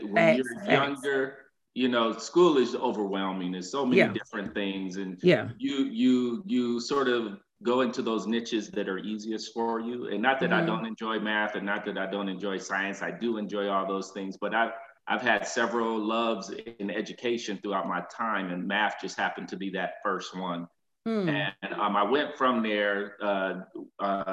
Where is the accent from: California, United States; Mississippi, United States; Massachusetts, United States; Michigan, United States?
Michigan, United States; Flint; now in Atlanta, United States; I am originally from Flint, Michigan